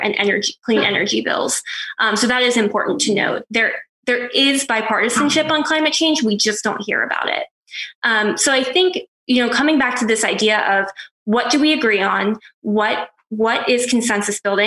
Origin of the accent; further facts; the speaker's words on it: Pennsylvania, United States; my home state of Pennsylvania